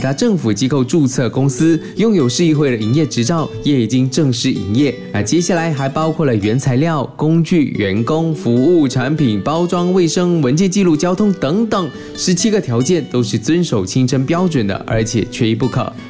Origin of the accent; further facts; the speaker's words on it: Malaysia; 作为马来西亚人，